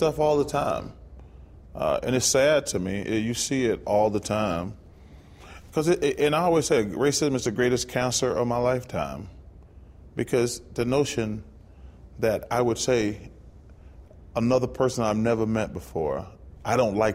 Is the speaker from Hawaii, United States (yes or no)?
no; Alabama, United States; all these are places I grew up in Alabama.